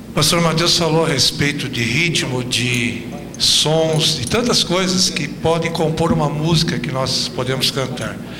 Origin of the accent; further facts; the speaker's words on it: Brazil; como brasileiros